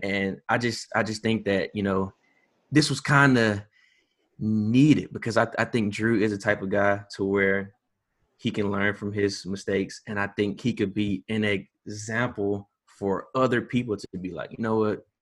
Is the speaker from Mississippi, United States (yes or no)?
yes; Hattiesburg, Mississippi, United States; I am from Hattiesburg, born and raised